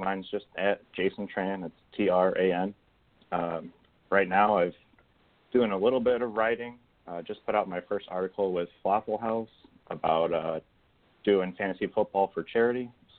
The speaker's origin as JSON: {"language": "English", "region": "Northern Illinois", "country": "United States", "said": "I'm from Northern Illinois."}